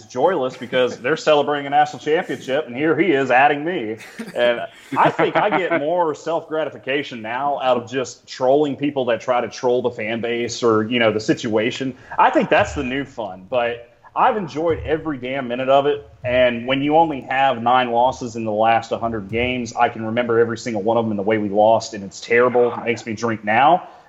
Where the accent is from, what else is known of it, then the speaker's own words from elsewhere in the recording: United States; We grew up together on the Alabama-Georgia border.